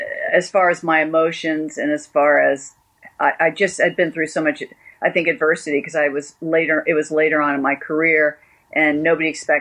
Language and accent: English; United States; I'm American